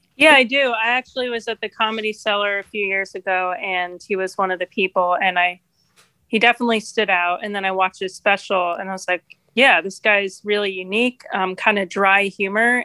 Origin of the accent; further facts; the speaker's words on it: New Jersey, United States; moved away as an adult; now in Rochester, United States; I grew up in New Jersey, really close to New York City